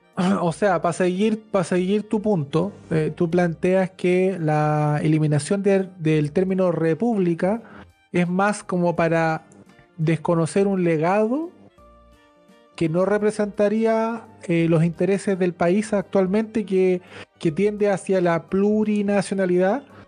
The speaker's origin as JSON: {"language": "Spanish", "country": "Chile"}